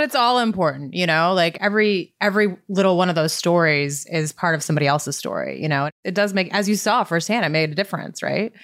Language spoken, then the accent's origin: English; Montana, United States; moved away as an adult; now in San Diego, United States; I grew up in Montana, and so when I moved to San Diego, at, you know, age 22